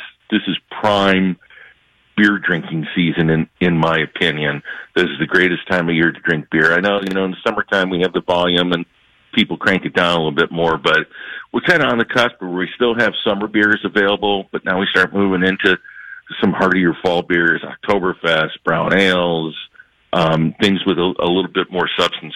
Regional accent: Illinois, United States; also born or lived in Michigan; I'm from Illinois. I'm talking to you from my house in Chicago

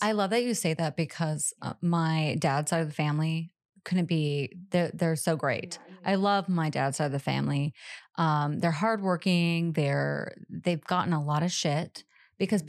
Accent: Pacific Northwest, United States; I grew up in the Pacific Northwest

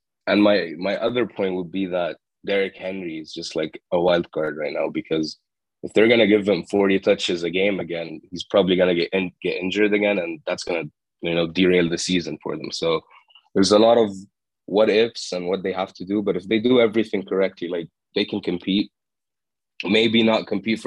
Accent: Jordan; moved away; I'm from Jordan. It's in the Middle East, right next to Lebanon and Saudi Arabia and Dubai. Or the Emirates, and I'm talking from Jordan right now. I'm in my summer break, so I'm back home.

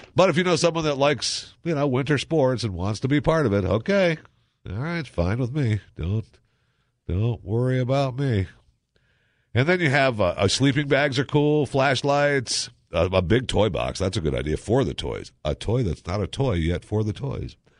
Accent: Michigan, United States; moved away; I grew up in Michigan, so you swam only in the summertime

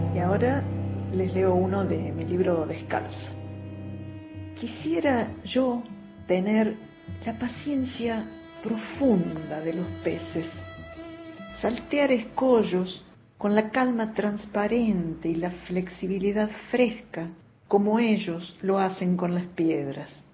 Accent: Canals, Córdoba, Argentina; now in Córdoba, Argentina; soy de Canals, un pueblito del interior de la provincia de Córdoba y vivo en Córdoba Capital desde hace mucho tiempo

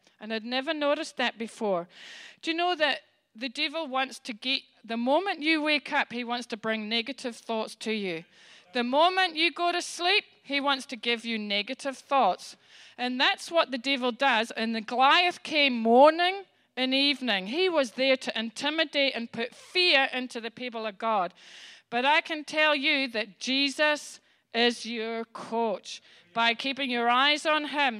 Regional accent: Scotland, United Kingdom; I'm Scottish

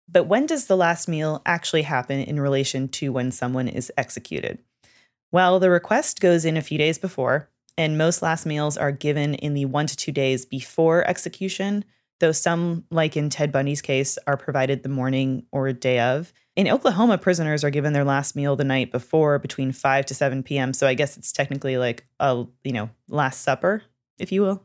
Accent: Canada; moved away; I am from Canada.

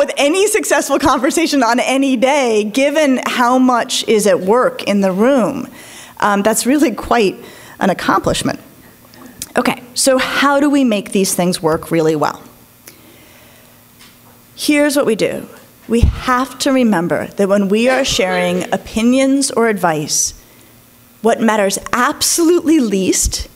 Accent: Colorado, United States; I grew up in Colorado

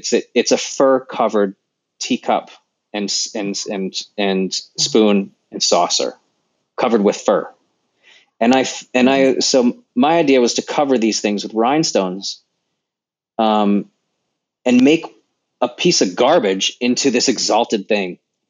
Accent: Sacramento, California, United States; now in Los Angeles, United States; I was born in Sacramento.

